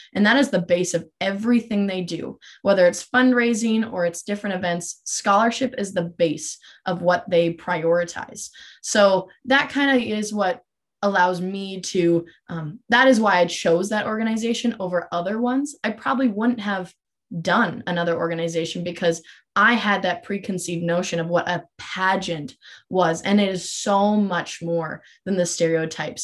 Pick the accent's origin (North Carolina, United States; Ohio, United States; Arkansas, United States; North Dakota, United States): North Dakota, United States; Minot; I'm originally from Minot, North Dakota, which is about three hours from Grand Forks, and that is where I grew up